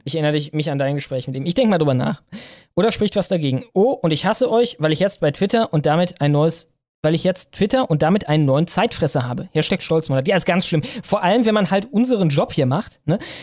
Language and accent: German; Cologne, North Rhine-Westphalia, Germany; ich komme aus Köln